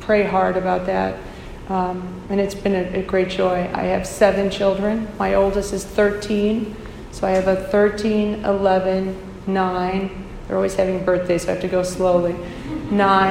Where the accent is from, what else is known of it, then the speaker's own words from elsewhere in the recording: St. Louis, Missouri, United States; moved away as an adult; now in Chicago, United States; I'm from St. Louis, Missouri. That's where I was born.